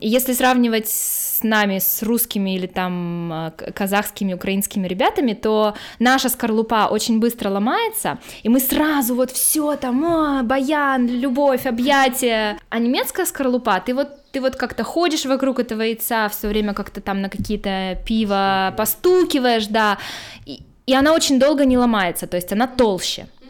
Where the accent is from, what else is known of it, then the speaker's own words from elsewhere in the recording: Khabarovsk, Khabarovsk Krai, Russia; moved away as an adult; also born or lived in United States; now in Germany; Я, наверное, должна была родиться в Монголии, а не в Хабаровске, там недалеко